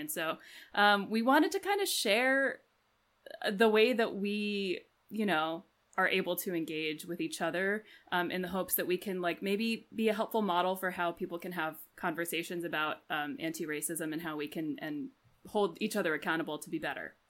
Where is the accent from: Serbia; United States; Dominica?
United States; Washington, District of Columbia; now in Chicago, United States; I am from Washington, D C, but I live in Chicago